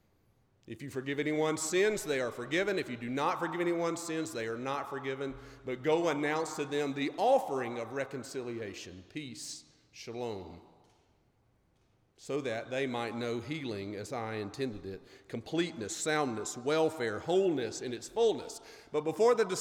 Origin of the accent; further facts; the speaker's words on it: Mississippi, United States; I'm from Mississippi.